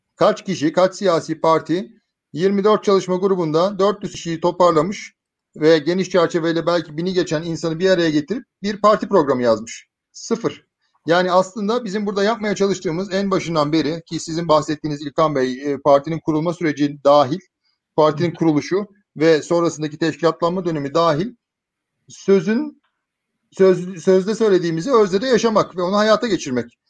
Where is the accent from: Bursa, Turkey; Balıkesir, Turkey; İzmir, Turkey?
Bursa, Turkey; moved away as an adult; also born or lived in Istanbul; ben Bursa'nın Muradiye semtinde doğdum büyüdüm